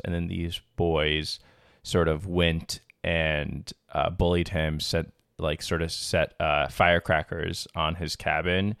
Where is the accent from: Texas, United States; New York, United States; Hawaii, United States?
New York, United States; Long Island; moved away; Long Island originally